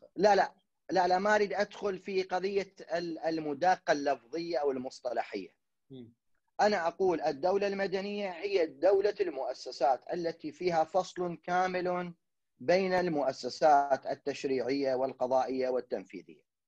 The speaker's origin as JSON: {"language": "Arabic", "country": "Iraq", "said": "انا كشعب عراقي"}